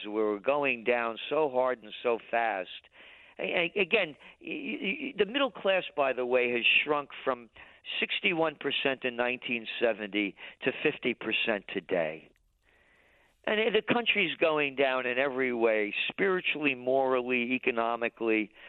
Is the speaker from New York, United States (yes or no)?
yes; New York City, New York, United States; born in the Bronx